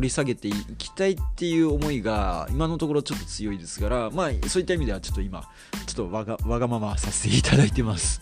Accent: Kitakyushu, Fukuoka, Japan; 地元が僕はあの九州の、まあ、北九州市で生まれ育っている

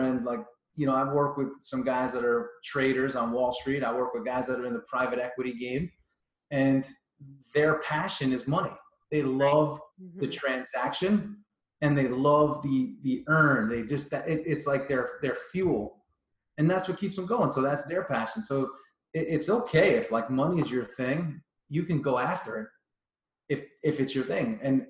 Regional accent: New York, United States; moved away as an adult; also born or lived in Florida; I grew up in New York.

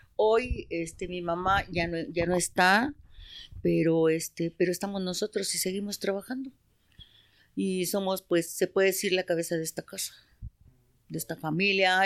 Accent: Mexico City, Mexico; also born or lived in San Juan Teotihuacán, State of Mexico; nosotros somos del Estado de México, pero nacimos allá, pero estamos creados aquí

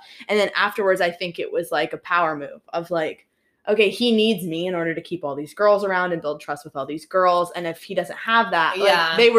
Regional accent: Pittsburgh, Pennsylvania, United States; born or raised there

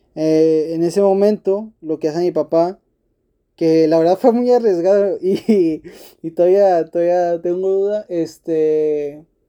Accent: Monterrey, Nuevo León, Mexico; yo como, como regio y como rayo

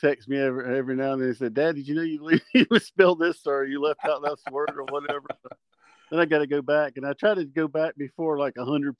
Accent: South Carolina, United States; born there; also born or lived in Alaska / Germany; Probably South Carolina, because that's where he met my mom at Fort Jackson, and that's where I was bo

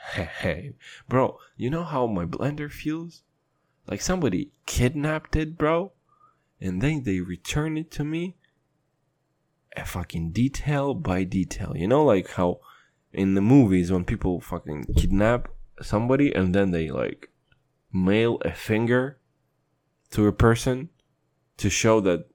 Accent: Kazakhstan; And I'm from Kazakhstan, and I've seen some shit.

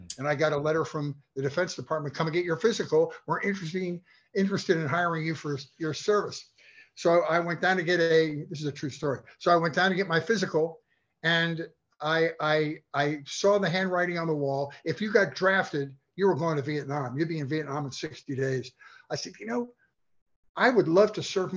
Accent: Philadelphia, Pennsylvania, United States; moved away as an adult; also born or lived in Clarksburg, West Virginia; now in Los Angeles, United States; Born and raised in Philadelphia

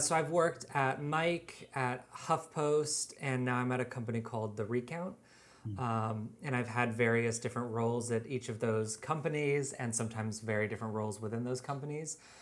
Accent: just outside of Seattle, Washington, United States; now in New York, United States; I grew up in Washington State, just outside of Seattle.

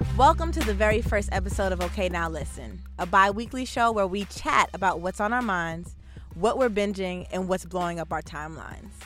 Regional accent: New Jersey, United States; also born or lived in Bronx, New York; I was born in the Bronx, uh, raised in New Jersey

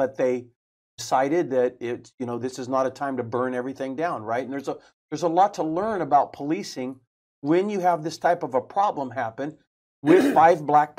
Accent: Selma, California, United States; born or raised there; now in Fresno, United States

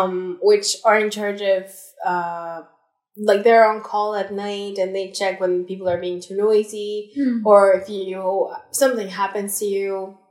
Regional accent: Alberta, Canada; who said, oh, I think, well, I'm a baby adult, or maybe I'm not, depends on who you ask, because I'm from Alberta, so Alberta's age

